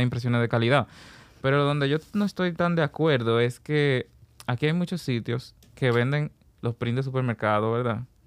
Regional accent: Puerto Plata, Dominican Republic; Vengo de Puerto Plata y a partir de los 16 años ya comienzo a obedecer un llamado artístico

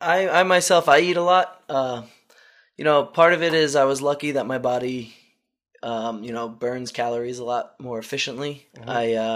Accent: Long Island, New York, United States; I grew up on Long Island.

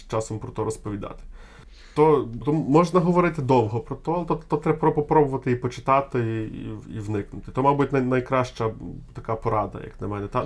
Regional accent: Ukraine; Я з України

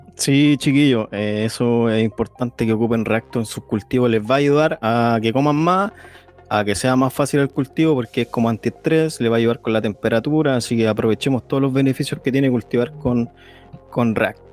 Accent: Chile; Aquí somos todos chilenos y estamos todos en Chile

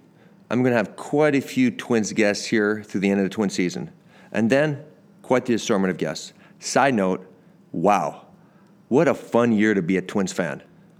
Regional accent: Canada; I'm from Canada

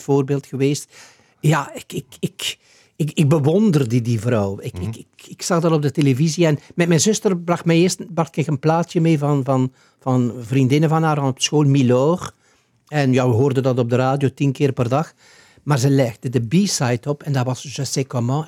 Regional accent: Ghent, Flanders, Belgium; moved away as an adult; also born or lived in De Haan; als Gentenaar

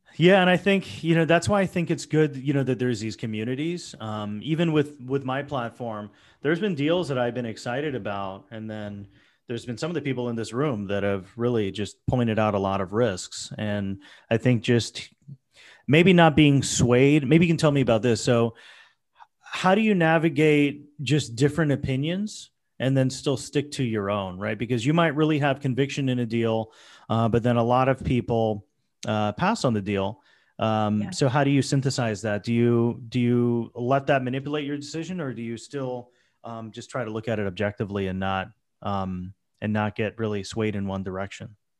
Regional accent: Florida, United States; now in New York, United States; I grew up in Florida

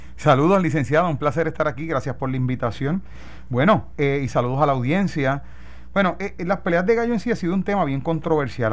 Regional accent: Puerto Rico; como puertorriqueños, porque me acuerdo de eh, eh, mi abuelo

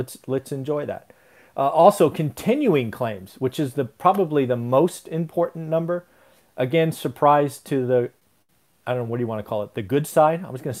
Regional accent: United States; And I'm a resident of that state, so I know what I'm saying. But I'm an American first

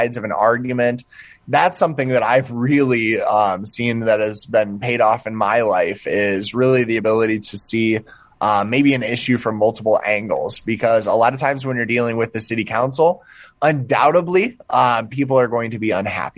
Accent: Okoboji, Iowa, United States; I was your average Northwest Iowa Okoboji kid

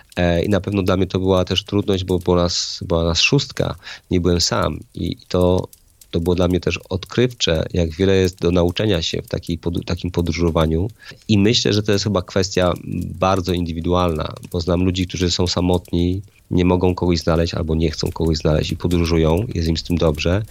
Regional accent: Poland; jestem z Polski, więc mam prawda, pewne kulturowe, religijne jakieś tam fundamenty

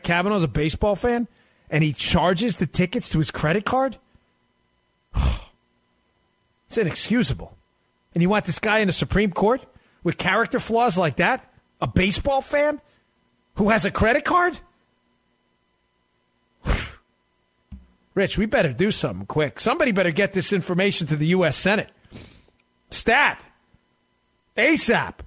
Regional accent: New York City, New York, United States; now in Florida, United States; Queens Center Mall in New York where I grew up in Queens

